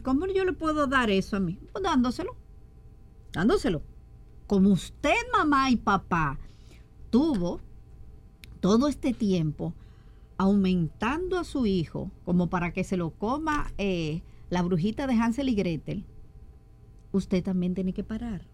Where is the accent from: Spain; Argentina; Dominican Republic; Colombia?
Dominican Republic; Somos nosotros los dominicanos muy, ¿cómo decirle? Muy asiduos a freír